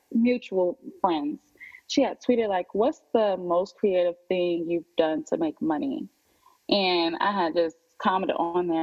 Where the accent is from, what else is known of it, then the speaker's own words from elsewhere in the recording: Ohio, United States; moved away as an adult; also born or lived in Miami; now in Atlanta, United States; I'm from Ohio. I moved away when I was 18